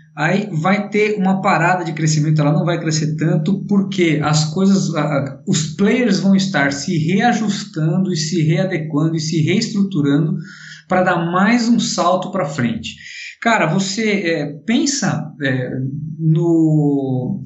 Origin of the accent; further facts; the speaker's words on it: Brazil; como brasileiros